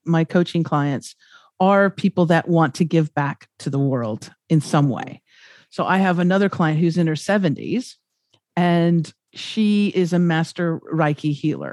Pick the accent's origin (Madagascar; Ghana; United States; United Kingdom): United States; moved away; also born or lived in Los Angeles; I'm from America